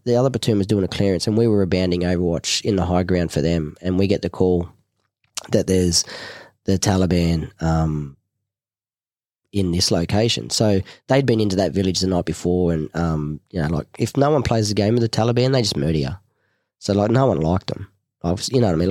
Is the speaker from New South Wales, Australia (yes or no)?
yes; Cronulla, New South Wales, Australia; also born or lived in Manly; I'm the Cronulla boy